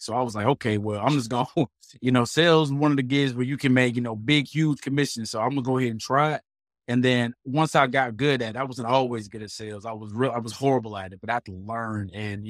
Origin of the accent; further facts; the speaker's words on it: Portsmouth, Virginia, United States; moved away as an adult; now in North Carolina, United States; Well, first, I'm from Virginia, raised in Portsmouth, the 757 area, close to the beach. Moved out to, you know, North Carolina, probably like 2013